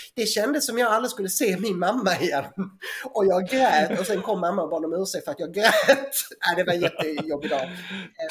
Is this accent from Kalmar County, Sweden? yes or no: no; Eslöv, Skåne, Sweden; accent: Scanian; jag kommer ju som, som Johan Glans då från Eslöv, Horva utanför